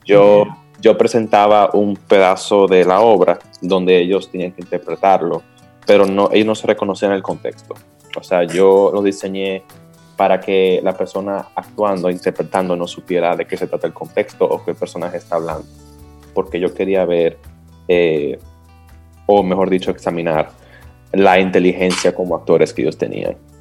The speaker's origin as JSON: {"language": "Spanish", "country": "Dominican Republic"}